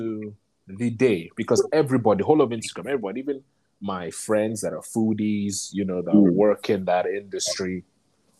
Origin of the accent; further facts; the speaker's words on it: London, United Kingdom; moved away; we grew up in London.